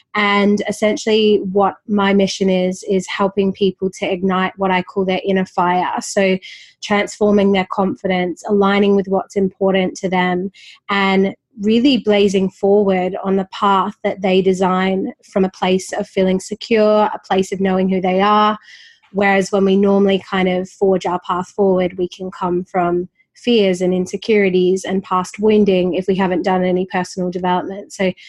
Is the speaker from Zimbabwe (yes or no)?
no; Perth, Western Australia, Australia; also born or lived in Sydney; I grew up in Perth. I lived 6 years in Sydney from 19 to 25.